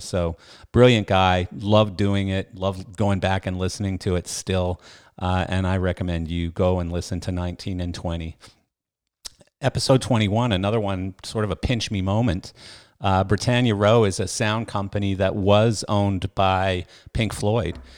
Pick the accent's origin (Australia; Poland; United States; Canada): Canada; I was a bass player growing up in Canada.